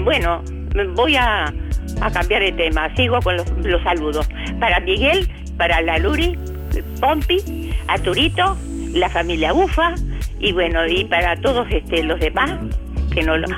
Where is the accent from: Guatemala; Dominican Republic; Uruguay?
Uruguay; Soy, soy uruguaya